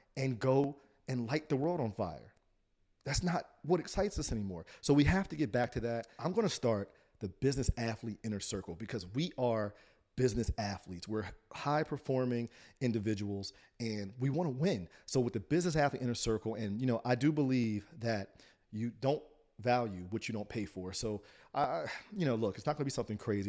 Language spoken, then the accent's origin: English; Trenton, New Jersey, United States; I grew up in Trent, New Jersey